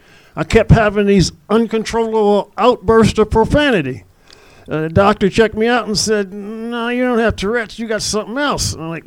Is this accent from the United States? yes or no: yes; Los Angeles, California, United States; I'm here from L.A.